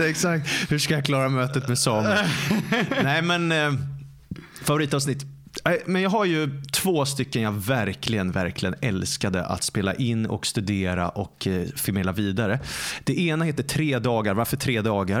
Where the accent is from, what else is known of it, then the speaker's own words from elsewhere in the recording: Stockholm, Stockholm County, Sweden; jag är born and raised i Stockholm